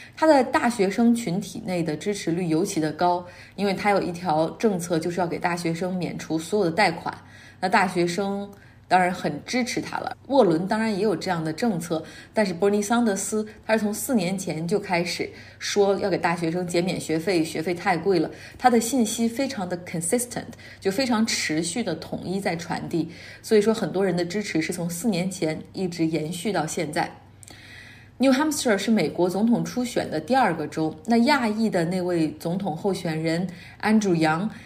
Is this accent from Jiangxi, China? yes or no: no; Harbin, Heilongjiang, China; also born or lived in Beijing; now in United States; 之前在北京，我也是外地人，而那个遥远的家乡哈尔滨，我离开已经太久太久，久到已经没有办法回去，久到已经对那个城市所有的记忆都停留在二十一世纪之前，久到找不到自己之前的家，因为那个地方现在已经新建了很多建筑，我已经完全不认识了。我知道自己的根在那儿